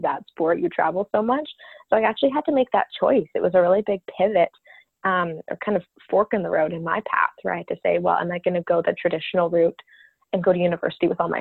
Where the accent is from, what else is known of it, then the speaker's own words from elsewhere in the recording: Calgary, Alberta, Canada; also born or lived in New York City; I grew up in Calgary, Alberta, close to the mountains. And yeah, that was home base for me my whole life